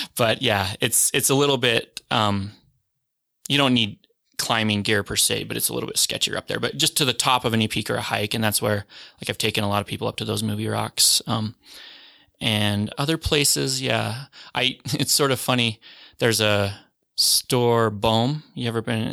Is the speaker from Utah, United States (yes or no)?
yes; Salt Lake City, Utah, United States; I'm from Utah, or, I'm from Salt Lake.